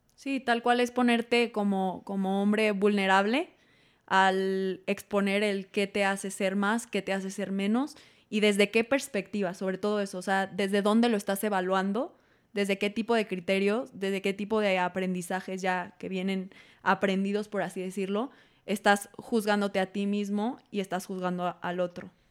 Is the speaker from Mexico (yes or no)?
yes; Mexico; como mexicanos tenemos